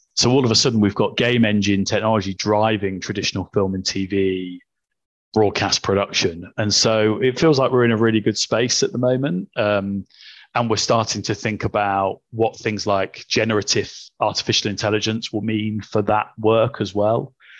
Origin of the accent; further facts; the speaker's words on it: Coventry, West Midlands, United Kingdom; I was born in Coventry